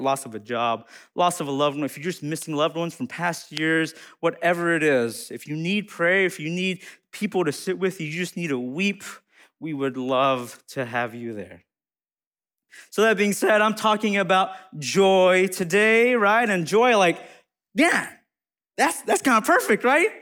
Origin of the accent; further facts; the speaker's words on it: United States; I'm Hmong American